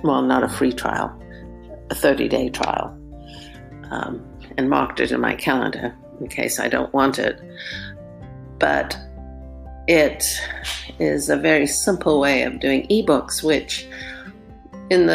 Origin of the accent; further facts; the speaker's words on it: South Africa; now in Southern California, United States; when I was very young, growing up in South Africa